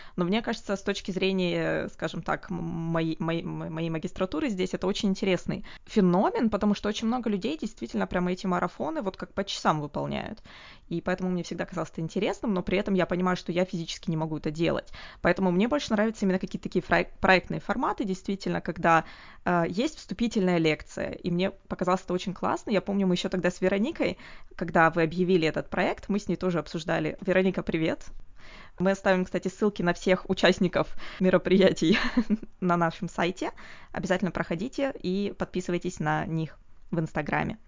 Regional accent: Omsk, Omsk Oblast, Russia; я из Омска

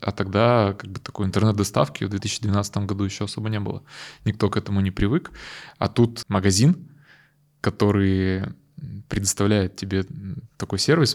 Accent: Yekaterinburg, Sverdlovsk Oblast, Russia; Мы родом из Екатеринбурга

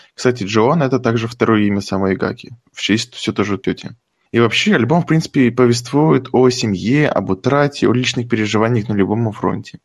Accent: Tomsk Oblast, Russia; born or raised there

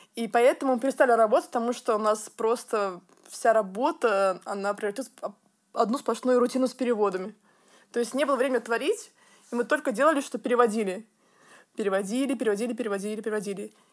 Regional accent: Tver, Tver Oblast, Russia; moved away; маникюрный салон в моем родном городе в России Тверь.

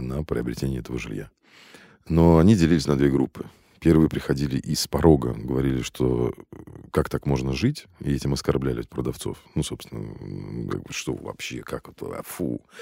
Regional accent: Moscow, Russia; Я родился и вырос в Москве, в самом центре, на Чистых прудах

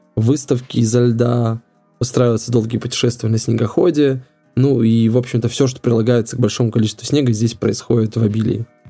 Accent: Apatity, Murmansk Oblast, Russia; как коренное апатичение в третьем поколении

